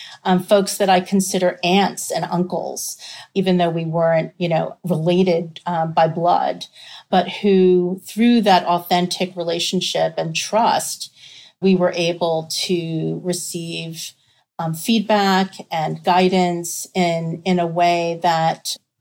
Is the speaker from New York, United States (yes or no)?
yes; New York, United States; personal background on me, I was raised in New York.